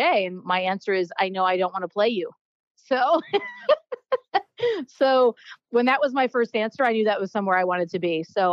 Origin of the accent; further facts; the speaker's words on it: Maine, United States; moved away; I'm originally from Maine.